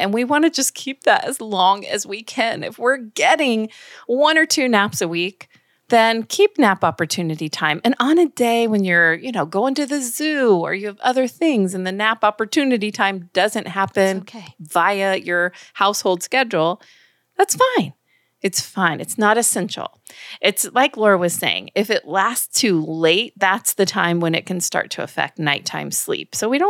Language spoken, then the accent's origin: English; New York, United States; Well, I hear that you're hailing from my home state of New York, even though I do not have any accent.